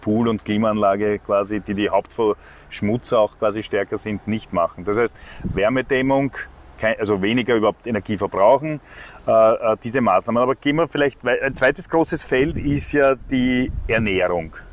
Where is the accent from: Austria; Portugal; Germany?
Austria; Vienna; weil man weiß ja als Wiener, wenn es im Sommer im August so Affenhitze hat, dann fahrt man halt raus zum Heurigen